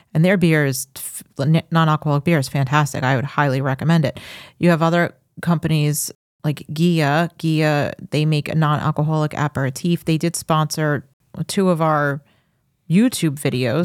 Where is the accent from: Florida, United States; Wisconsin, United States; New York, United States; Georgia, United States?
New York, United States; Farmingdale; now in Suffolk County, United States; I grew up in Farmingdale